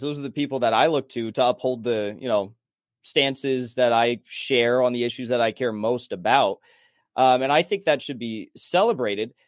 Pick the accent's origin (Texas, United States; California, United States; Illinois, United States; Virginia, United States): California, United States; San Clemente; moved away as an adult; now in Los Angeles, United States; I grew up in San Clemente, California. I lived there till I was, like, twenty, twenty-one